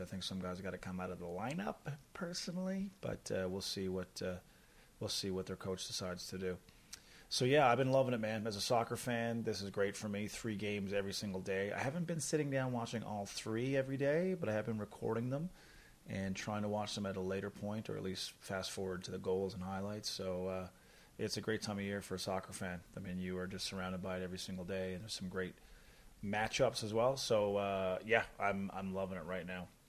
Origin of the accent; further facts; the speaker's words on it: Newfoundland and Labrador, Canada; moved away as an adult; now in Calgary, Canada; I'm from Newfoundland